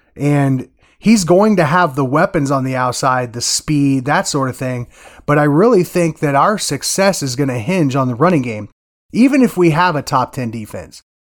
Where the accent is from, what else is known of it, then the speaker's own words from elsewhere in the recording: Iowa, United States; I'm from Iowa